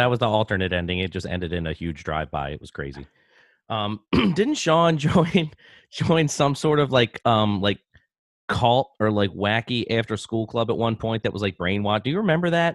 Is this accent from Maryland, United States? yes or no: yes; Baltimore, Maryland, United States; when I grew up in Baltimore, we, uh, we lived in a semi-detached home neighborhood